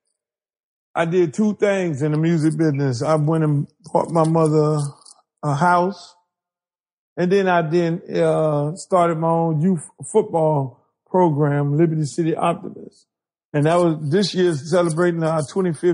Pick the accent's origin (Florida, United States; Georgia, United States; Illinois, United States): Florida, United States; Miami; I'm a guy from Miami. I'm all about Miami